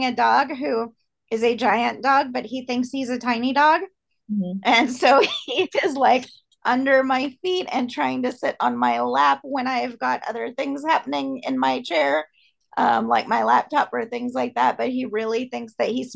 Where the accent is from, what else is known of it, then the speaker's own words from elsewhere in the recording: Long Beach, California, United States; my hometown of Long Beach, California